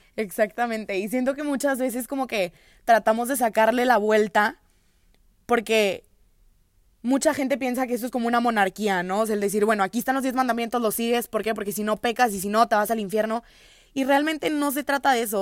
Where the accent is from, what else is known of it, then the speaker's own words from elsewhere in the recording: Monterrey, Nuevo León, Mexico; Soy de Monterrey, tengo 20 años